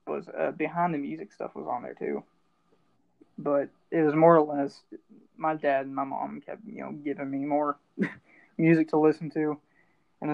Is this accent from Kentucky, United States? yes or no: yes; Kentucky, United States; moved away; I'm from Kentucky, so it's all bluegrass stuff there